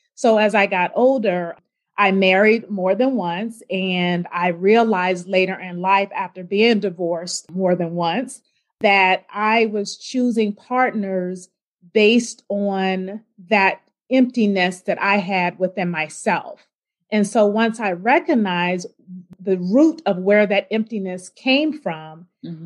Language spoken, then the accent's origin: English; Richmond, Virginia, United States; I grew up in Richmond, Virginia, um, attended Henrico High School, and then I moved to Northern Virginia